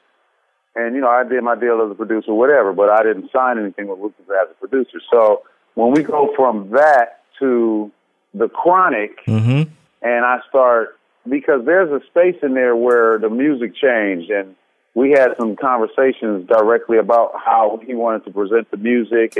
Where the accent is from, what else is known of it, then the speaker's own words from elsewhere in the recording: Los Angeles, California, United States; I'm from the West Side